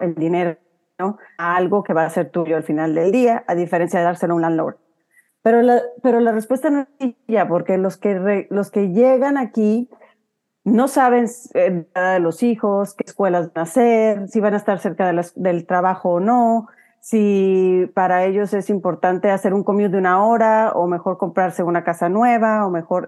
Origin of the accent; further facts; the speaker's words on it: Huasteca, Mexico; accent: huasteco; moved away as an adult; now in United States; sigo con mi acento huasteco